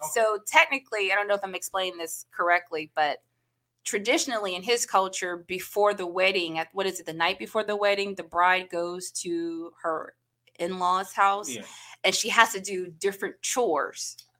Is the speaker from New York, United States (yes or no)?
no; New Orleans, Louisiana, United States; moved away; You know, I'm from New Orleans.